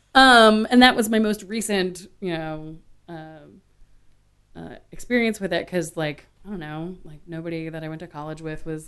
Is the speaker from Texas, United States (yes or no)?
yes; Austin, Texas, United States; also born or lived in Washington, D.C.; grew up in Austin